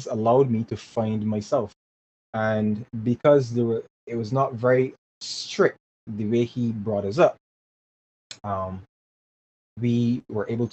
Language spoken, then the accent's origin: English; Barbados; growing up in Barbados was pretty awesome